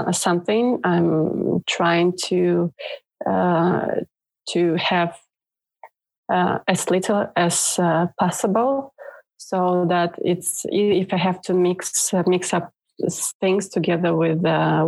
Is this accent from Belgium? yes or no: no; Moldova; now in Norway; I'm not born in Norway, so I'm originally from Moldova, which was ex-USSR country.